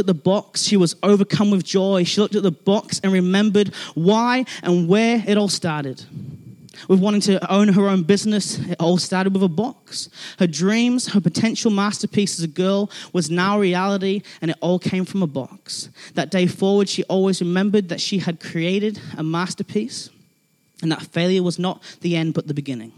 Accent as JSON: {"language": "English", "region": "England", "country": "United Kingdom", "moved": "yes", "lives_now": "Christchurch, New Zealand", "said": "I'm from England"}